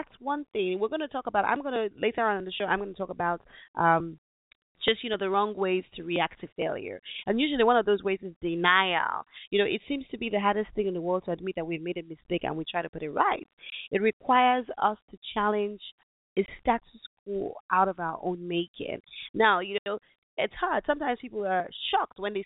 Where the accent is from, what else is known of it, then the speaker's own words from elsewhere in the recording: Nigeria; my home country